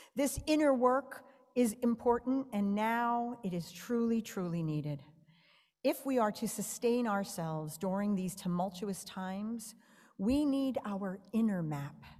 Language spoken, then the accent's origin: English; New York, United States; moved away; I'm a New Yorker